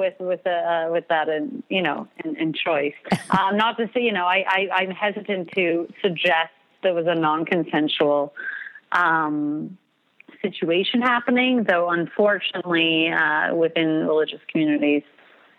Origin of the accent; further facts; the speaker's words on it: New York City, New York, United States; now in Montreal, Canada; I was born in Crown Heights, Brooklyn, New York